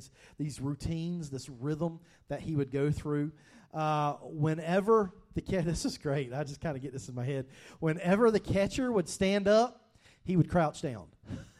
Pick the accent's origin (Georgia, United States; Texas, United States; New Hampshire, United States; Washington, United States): Georgia, United States; growing up in Georgia